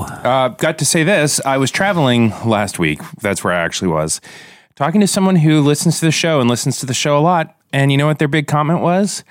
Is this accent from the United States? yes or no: yes; Tampa Bay, Florida, United States; moved away; my hometown